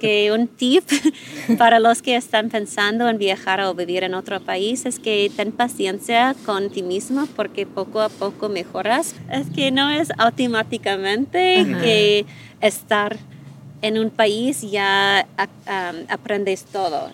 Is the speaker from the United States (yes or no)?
yes; United States; Spanish is a second language; now in Mexico; soy la, única gringa